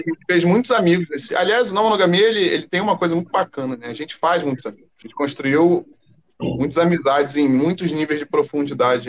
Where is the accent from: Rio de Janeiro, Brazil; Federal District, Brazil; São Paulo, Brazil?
Rio de Janeiro, Brazil; eu sou aqui do Rio mesmo